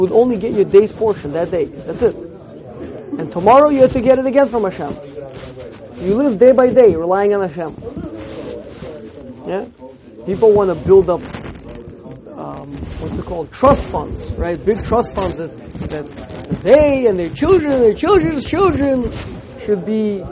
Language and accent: English; United States; growing up in America with the ideals that I was put into my mind